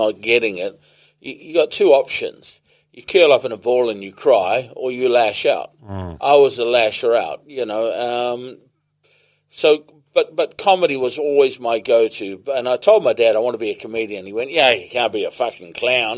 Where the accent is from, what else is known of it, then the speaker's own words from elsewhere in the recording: Whenuapai, Auckland, New Zealand; I grew up in Whenuapai Village.